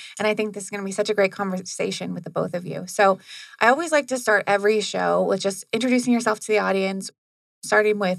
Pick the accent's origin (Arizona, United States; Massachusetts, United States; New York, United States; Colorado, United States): Arizona, United States; Phoenix; I grew up in North Phoenix